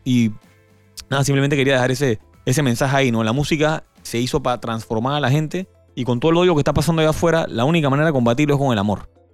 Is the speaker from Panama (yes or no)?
yes; Panama; hablo como panameño